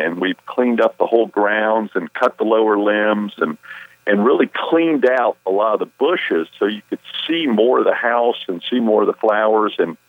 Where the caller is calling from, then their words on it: Charlotte, North Carolina, United States; I'm calling from Charlotte. I'm in my regular home this weekend in Charlotte.